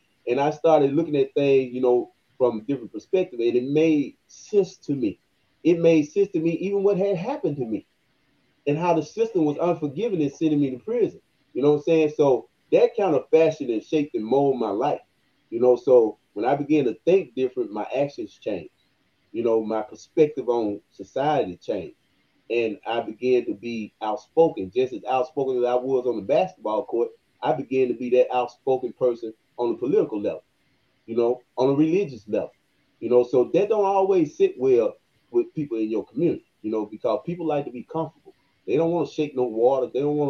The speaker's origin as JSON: {"language": "English", "town": "Senatobia", "region": "Mississippi", "country": "United States", "tie": "born or raised there", "said": "young man growing up in Senatobia, Coldwater area, going to the churches. I was brought up in the church."}